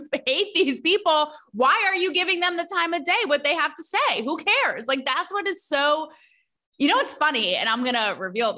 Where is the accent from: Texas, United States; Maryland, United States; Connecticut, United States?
Connecticut, United States; moved away as an adult; also born or lived in Manhattan, New York / Los Angeles; I grew up an hour outside New York City in Connecticut